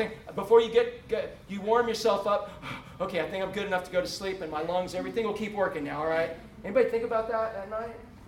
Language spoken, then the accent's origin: English; Orlando, Florida, United States; moved away as an adult; growing up in Orlando, watching it go from a cow town to what it is, before we left 15 years ago